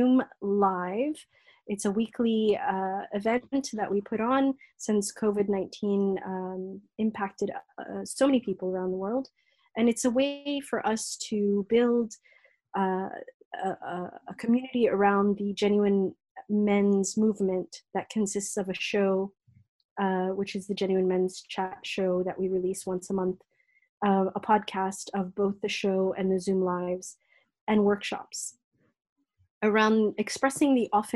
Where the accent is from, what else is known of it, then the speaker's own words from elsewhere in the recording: United States; moved away as an adult; now in United Kingdom; As an American woman of African heritage, having lived in America for over 3 decades before living here in the UK